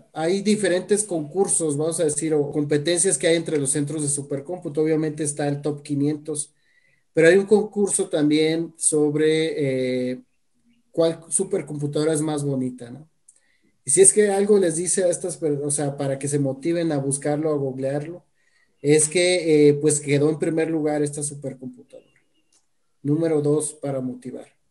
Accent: Guadalajara, Jalisco, Mexico; also born or lived in Mexico City; Yo, yo soy orgullosamente tapatío

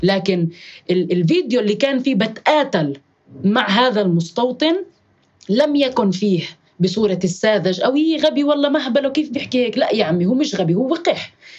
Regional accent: Jerusalem, Palestine; مدينتي القدس الحبيبة

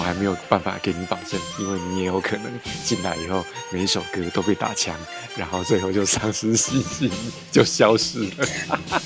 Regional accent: Taiwan; 今天呢，是我们台湾人嘛，哦，过农历年

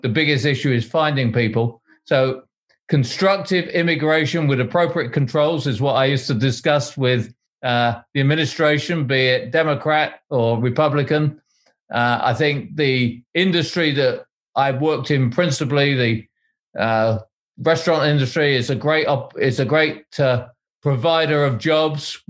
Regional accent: United Kingdom; now in Boston, United States; I'm proud to be an American citizen, even though I don't sound like one, uh, as well as a British citizen.

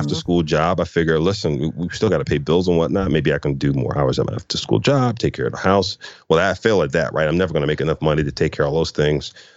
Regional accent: Philadelphia, Pennsylvania, United States; I grew up in, uh, Philadelphia, North Philadelphia

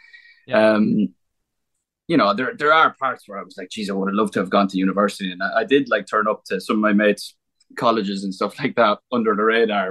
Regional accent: Ireland; on the last night, we just had a good crack in my hometown. And because at the time, there was like a what's called a Cayley, which is like basically like an Irish music festival

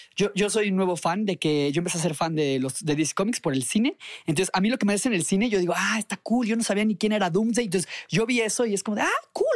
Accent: Mexico; soy de México.

